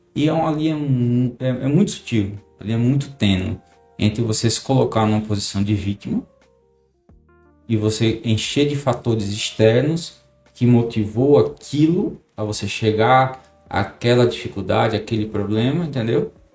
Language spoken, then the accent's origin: Portuguese; Paraná, Brazil; now in Maceió, Brazil; Sou do Paraná. Já moro aqui em Maceió já tem muitos anos